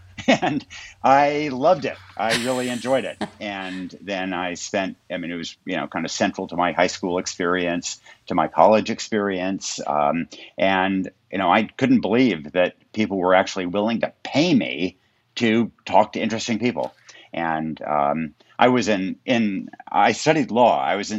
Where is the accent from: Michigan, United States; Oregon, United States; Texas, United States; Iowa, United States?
Oregon, United States; Yamhill; also born or lived in Chicago; in my hometown of Yamhill, Oregon